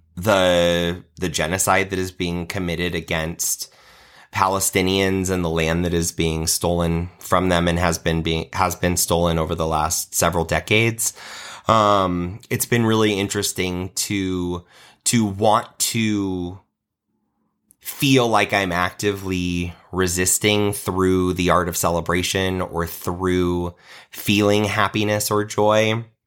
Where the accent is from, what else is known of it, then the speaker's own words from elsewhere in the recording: Nebraska, United States; I was in the handbell choir at my church growing up in Nebraska